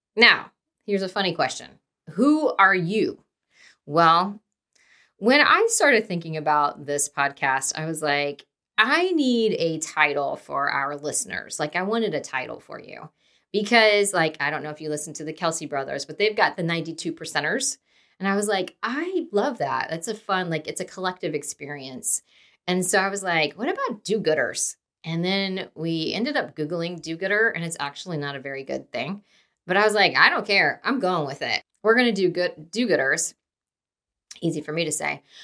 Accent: Dayton, Ohio, United States; moved away as an adult; also born or lived in Indiana; now in Kansas City, United States; born and raised in Dayton, Ohio, moved to Indiana, went to Ball State for undergrad

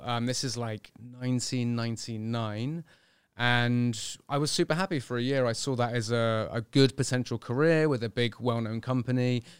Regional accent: Bristol, South West England, United Kingdom; Well, I was born in 1982 in Bristol, fairly normal upbringing, I guess, kind of into health and fitness, or more just sport, really, as I was growing up

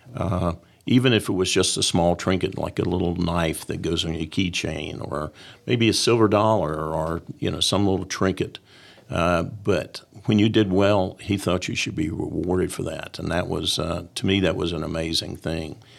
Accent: Columbia, United States; I came back to Columbia, my hometown

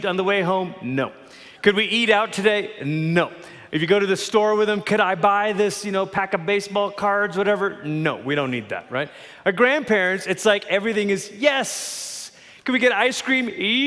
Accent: Malaysia; now in Colorado Springs, United States; I grew up in Malaysia. That's where I'm from

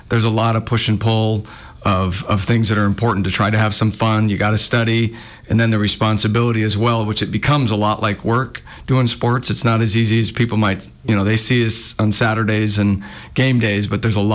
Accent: Missoula, Montana, United States; I've been in Missoula

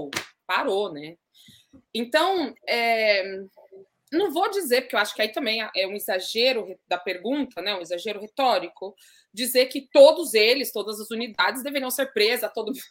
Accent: Jundiaí, São Paulo, Brazil; Eu, eu, eu sou de Jundiaí, uma cidade no interior de São Paulo, moro lá.

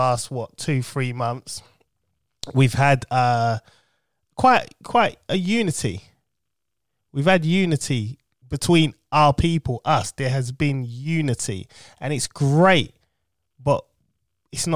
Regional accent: United Kingdom; I'm not American, right? I'm British.

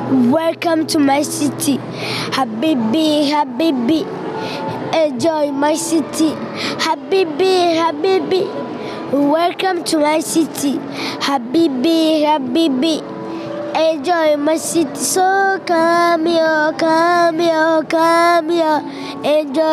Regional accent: Uganda; I'm from Uganda.

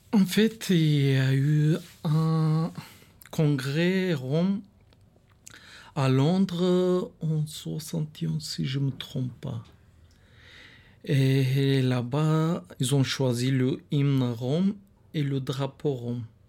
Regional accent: Bulgaria; French is a second language; moved away as an adult; now in France; en Bulgarie, je suis né là-bas et je suis aussi étranger

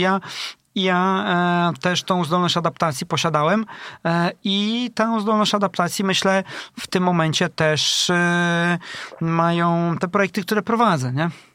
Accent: Elbląg, Warmian-Masurian Voivodeship, Poland; now in Tricity, Poland; Ja jestem e, z Elbląga, a u nas e, akurat w tym regionie jest taki klaster technologiczny właśnie meblowy

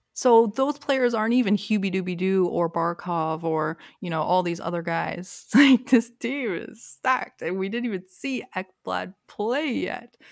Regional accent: Toronto, Ontario, Canada; now in Durham Region, Canada; I grew up in Toronto

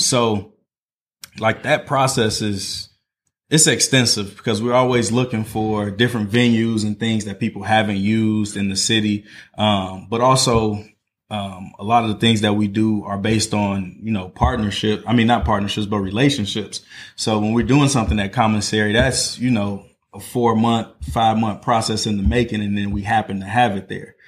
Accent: Northwest Indiana, United States; moved away as an adult; now in Indianapolis, United States; I'm from Northwest Indiana. Um, so, grew up in East Chicago, Maryville, Gary area.

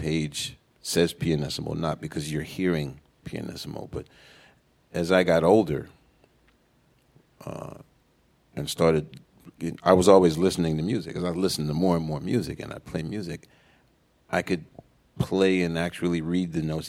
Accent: New Orleans, Louisiana, United States; moved away; I'm from New Orleans

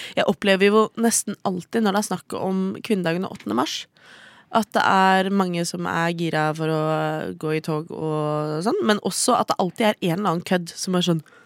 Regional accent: Oslo, Norway; Jeg er fra Oslo.

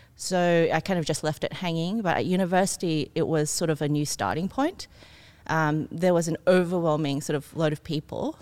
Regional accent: Ryde, New South Wales, Australia; also born or lived in Singapore; I came from Singapore when I was a kid, mm. um, then grew up in Australia, but went to a German school.

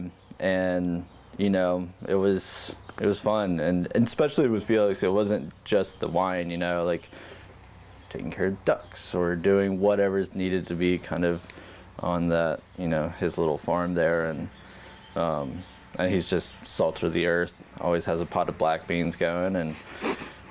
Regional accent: Covington, Georgia, United States; I grew up just outside of Atlanta, in a little town called Covington, Georgia

